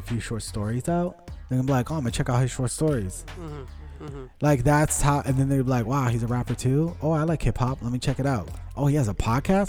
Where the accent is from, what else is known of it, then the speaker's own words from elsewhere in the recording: Westborough, Massachusetts, United States; first language Portuguese; English is a second language; growing up in Westboro